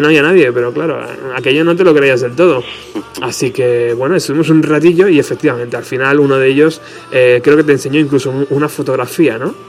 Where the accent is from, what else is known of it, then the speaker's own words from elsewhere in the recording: Spain; somos, tío, los españoles